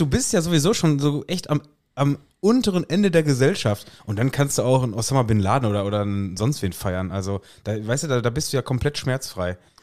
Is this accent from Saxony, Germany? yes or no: no; Lippstadt, North Rhine-Westphalia, Germany; bei uns würde man sagen